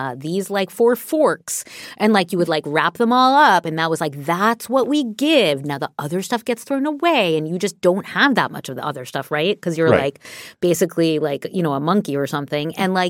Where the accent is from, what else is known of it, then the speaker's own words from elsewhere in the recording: New York City, New York, United States; Cause like I grew up in New York City, as we all know. I grew up in New York City.